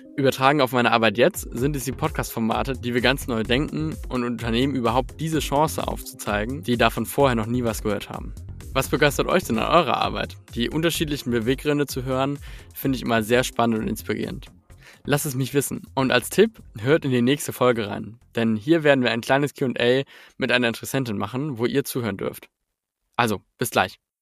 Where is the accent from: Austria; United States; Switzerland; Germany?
Germany; Hamburg; als Hamburger Junge habe ich die Werte des Erbaren Kaufmanns mitbekommen